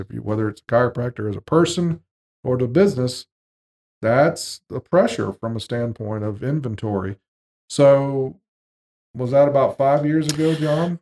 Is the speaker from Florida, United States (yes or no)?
yes; Jacksonville, Florida, United States; moved away; we moved back to Jacksonville, Florida, my hometown